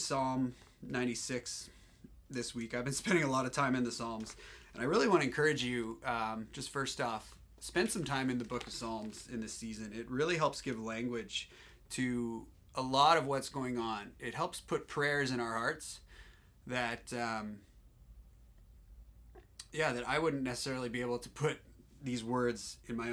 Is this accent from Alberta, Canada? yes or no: yes; Alberta, Canada; I'm from Alberta.